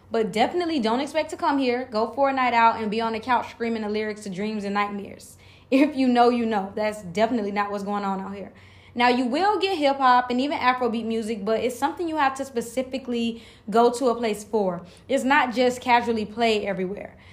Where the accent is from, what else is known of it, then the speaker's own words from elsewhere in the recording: United States; first language English; moved away as an adult; now in Bali, Indonesia; The only question that I really get is Are you from Africa or where are you from? And when I say America, they sometimes look genuinely surprised.